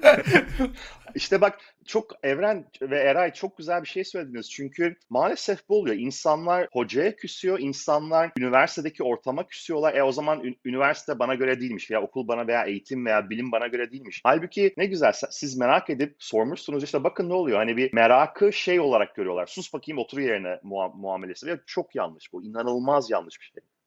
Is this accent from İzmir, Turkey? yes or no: yes; İzmir, Turkey; moved away as an adult; now in Seattle, United States; ben İzmirliyim aslen. İzmir'den doksan beş senesinde geldik.